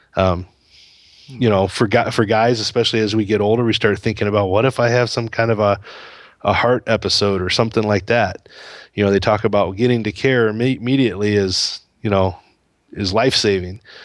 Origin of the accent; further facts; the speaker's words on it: United States; moved away as an adult; also born or lived in Indonesia; the U S is home